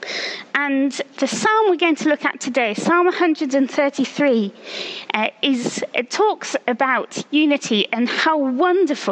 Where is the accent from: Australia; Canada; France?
France; now in Oxford, United Kingdom; I grew up in France, and I speak fluent French